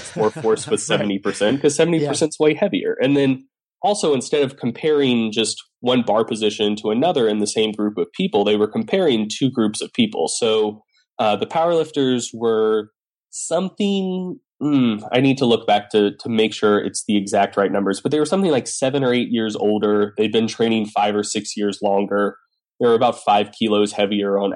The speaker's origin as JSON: {"language": "English", "region": "Southeast", "country": "United States", "said": "I'm a Southerner"}